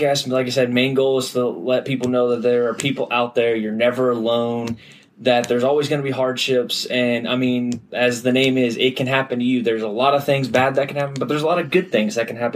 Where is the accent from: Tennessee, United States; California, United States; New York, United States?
Tennessee, United States; Middle; also born or lived in Memphis, Tennessee; I'm from the Middle Tennessee area, went to Brentwood Academy, graduated